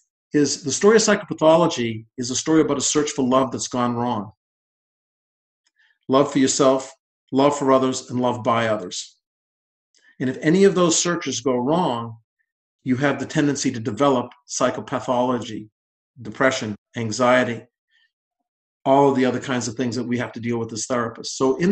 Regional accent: Boston, Massachusetts, United States; I'm blessed that I came from Boston in 1974, and this is my home

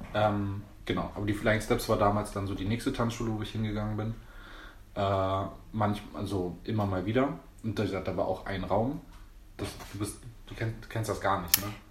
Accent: Berlin, Germany; bin geboren und aufgewachsen in Berlin. Echter Berliner

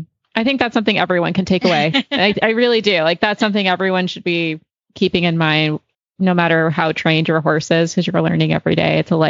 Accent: England, United Kingdom; and I'll be honest, because I'm an English girl too, but I started Western Pleasure.

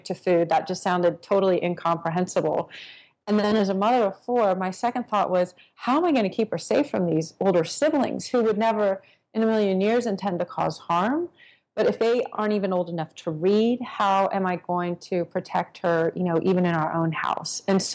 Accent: Texas, United States; I grew up in Texas

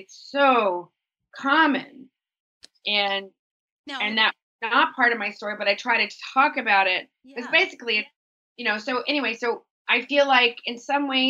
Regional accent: Texas, United States; I grew up in Texas mm-hmm. in the 80s

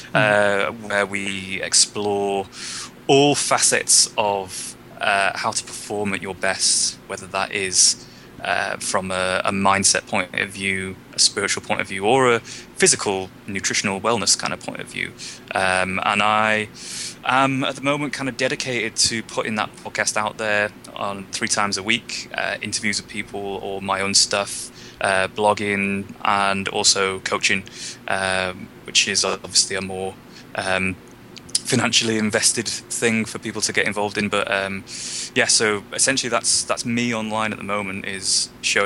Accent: United Kingdom; also born or lived in North Wales; As you can probably tell by my accent, I'm not from America. I'm from Britain

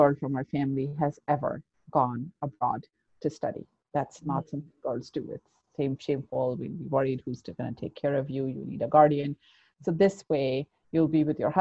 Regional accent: Abu Dhabi, United Arab Emirates; moved away; also born or lived in Pakistan; I was growing up like, a typical teenager, whatever that looked like, and back in the day in the 90s in Abu Dhabi. I'm originally from Pakistan. That's where I was born.

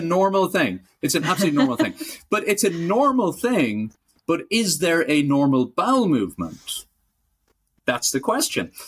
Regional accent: Ireland; I'm Irish

